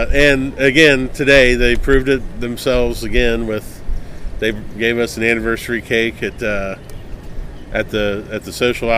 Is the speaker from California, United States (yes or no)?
no; Morgantown, West Virginia, United States; Morgantown, West Virginia, which is my hometown